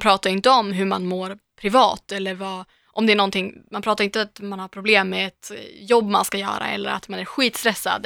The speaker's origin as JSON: {"language": "Swedish", "town": "Umeå", "region": "Västerbotten County", "country": "Sweden", "moved": "yes", "lives_now": "Stockholm, Sweden", "said": "jag kommer från Umeå, det är ju en studentstad"}